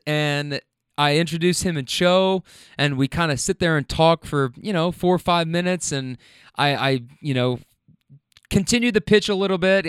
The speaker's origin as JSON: {"language": "English", "town": "Louisville", "region": "Kentucky", "country": "United States", "also_born_or_lived": "Lexington, Kentucky", "moved": "as an adult", "lives_now": "Atlanta, United States", "said": "I'm from Louisville, Kentucky"}